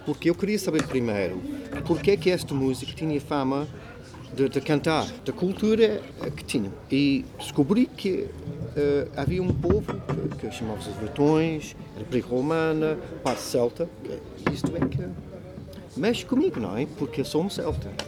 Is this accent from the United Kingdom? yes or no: yes; Burnham, South East England, United Kingdom; Portuguese is a second language; now in Portugal; Nasci na Inglaterra